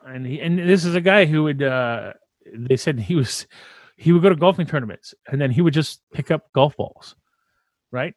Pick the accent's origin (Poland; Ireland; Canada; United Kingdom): Canada; we're French, uh, we're French Canadian